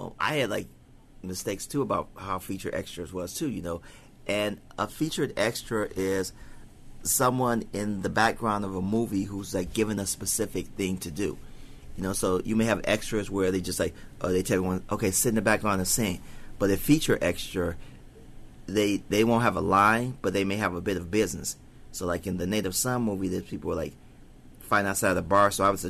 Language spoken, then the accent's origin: English; the South, United States; accent: southern; Well, my mom's from New Orleans. I grew up in a house with people from the south, so I actually do have a southern accent